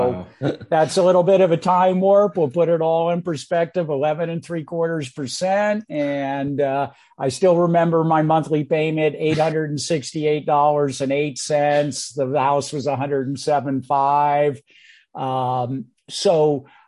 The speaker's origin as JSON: {"language": "English", "area": "San Francisco Peninsula", "region": "California", "country": "United States", "tie": "born or raised there", "also_born_or_lived": "New York City", "moved": "as an adult", "lives_now": "South Carolina, United States", "said": "I was born and raised on the San Francisco Peninsula"}